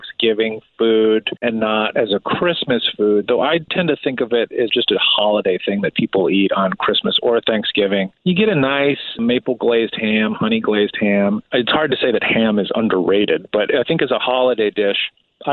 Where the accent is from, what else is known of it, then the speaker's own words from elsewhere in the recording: outside Chicago, Midwest, Illinois, United States; I grew up in the Midwest. I grew up outside of the city of Chicago